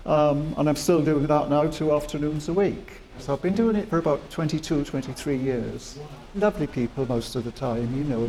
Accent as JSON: {"language": "English", "region": "Wales", "country": "United Kingdom", "moved": "yes", "lives_now": "Reading, United Kingdom", "said": "I'm Welsh."}